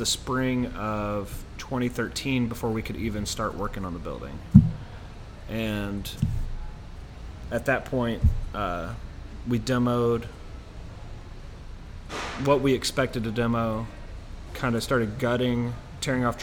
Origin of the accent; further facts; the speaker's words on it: Louisville, Kentucky, United States; we're from the Louisville area